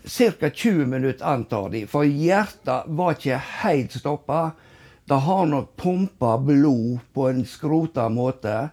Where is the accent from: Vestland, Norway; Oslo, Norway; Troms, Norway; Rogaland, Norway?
Vestland, Norway; Husnes; Og jeg vokste opp alene i Buksensteigen i lag med mamma